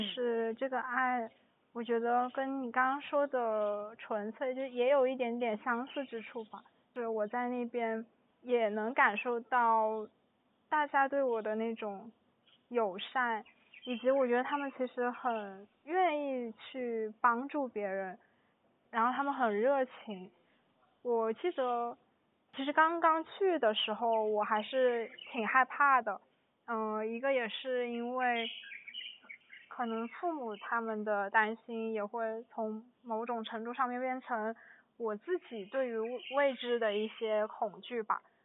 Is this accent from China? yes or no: yes; China; 我不是，我是中国人